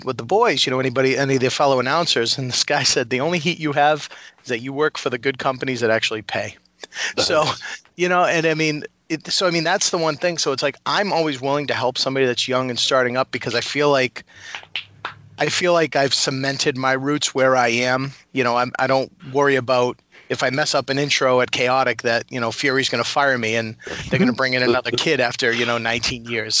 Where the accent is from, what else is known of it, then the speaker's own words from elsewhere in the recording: Reading, Massachusetts, United States; I grew up in Reading, Mass